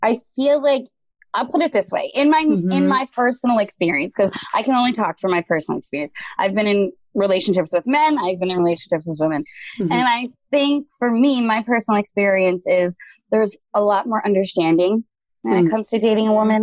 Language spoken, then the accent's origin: English; New York, United States; I'm from New York